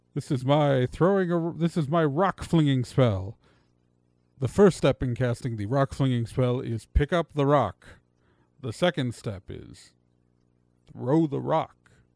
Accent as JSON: {"language": "English", "region": "Wisconsin", "country": "United States", "said": "I'm from Wisconsin"}